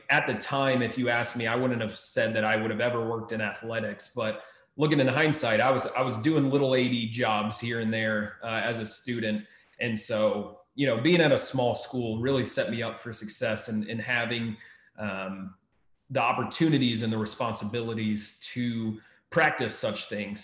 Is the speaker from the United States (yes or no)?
yes; Maryland, United States; moved away as an adult; also born or lived in Texas; now in Ohio, United States; I grew up in Maryland. I've been a little bit all over the country at some point, but grew up in Maryland